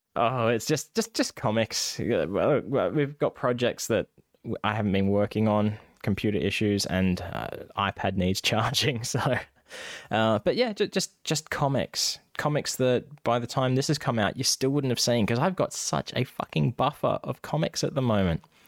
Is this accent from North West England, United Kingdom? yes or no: no; Scotland, United Kingdom; accent: Scottish; my Scottish accent